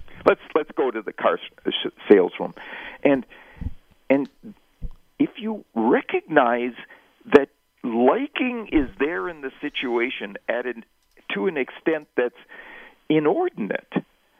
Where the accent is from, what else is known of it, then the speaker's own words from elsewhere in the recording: Wisconsin, United States; I grew up in Wisconsin. The NFL team, that's the home team in Wisconsin, has always been the Green Bay Packers.